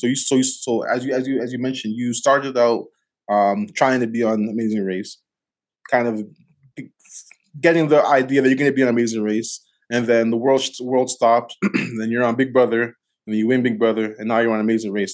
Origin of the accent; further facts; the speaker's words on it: Toronto, Ontario, Canada; now in Calgary, Canada; I'm originally from Scarborough, from, like I'm from Galloway